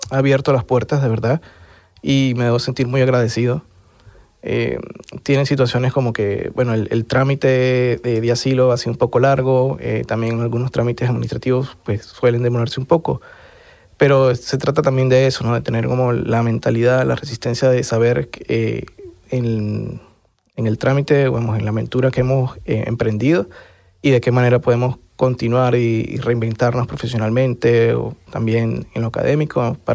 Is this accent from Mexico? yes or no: no; Venezuela; moved away as an adult; Y hoy en día, pues, lo que más extraño es eh, tanto ejercer mi profesión, mi carrera en mi país, pero también eh, hacer ese trabajo político que, que, hoy por hoy no estoy haciendo